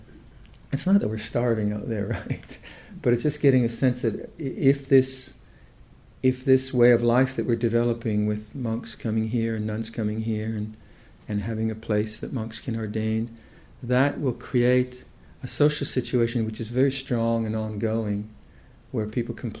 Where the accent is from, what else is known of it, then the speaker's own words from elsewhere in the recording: Toronto, Ottawa, Ontario, Canada; now in Perth, Canada; I'm kind of from Toronto, Ottawa